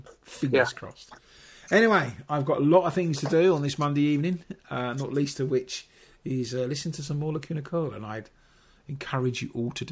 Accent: England, United Kingdom; we're all English

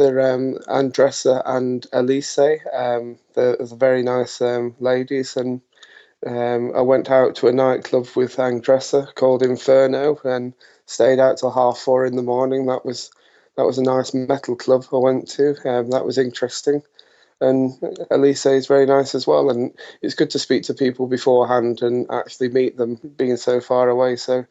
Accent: United Kingdom; us being British and everything, it's still very hot for us over there.

